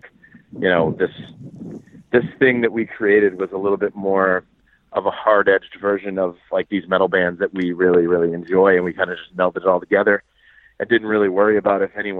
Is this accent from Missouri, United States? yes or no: no; Boston, Massachusetts, United States; Yeah, I'm from Boston.